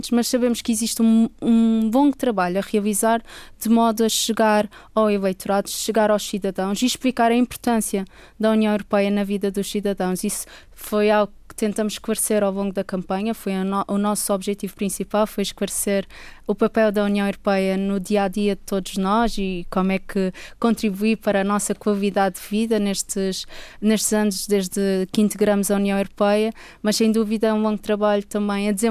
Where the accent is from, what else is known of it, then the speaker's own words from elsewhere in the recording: Madeira, Portugal; also born or lived in Stockholm; eu sou é madeirense, tenho 30 anos